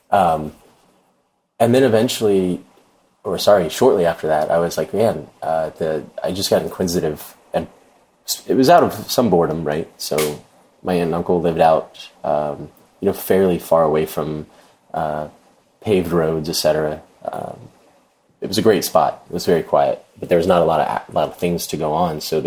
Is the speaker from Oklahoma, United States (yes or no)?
no; Jacksonville, Florida, United States; also born or lived in Atlanta, Georgia; I'm from Florida, moved to Atlanta